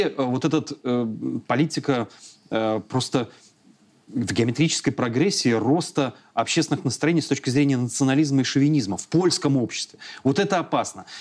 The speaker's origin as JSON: {"language": "Russian", "country": "Belarus"}